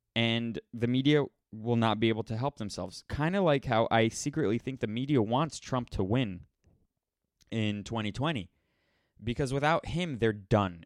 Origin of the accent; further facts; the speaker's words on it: United States; I'm so American